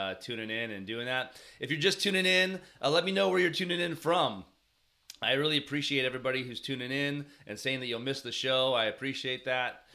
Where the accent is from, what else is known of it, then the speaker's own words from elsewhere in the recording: Bay Area, California, United States; I grew up in the Bay Area